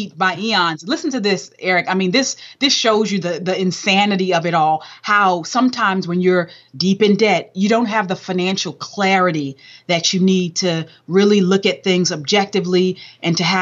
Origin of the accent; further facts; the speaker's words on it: Southern California, United States; I was raised in Southern Cal